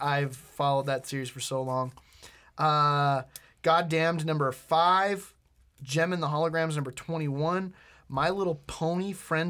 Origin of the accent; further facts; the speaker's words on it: Boston, Massachusetts, United States; I'm from Boston.